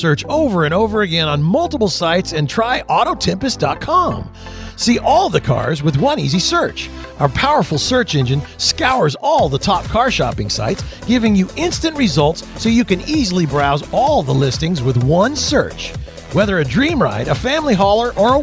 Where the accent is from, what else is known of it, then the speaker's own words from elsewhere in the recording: Houston, Texas, United States; I was born in Houston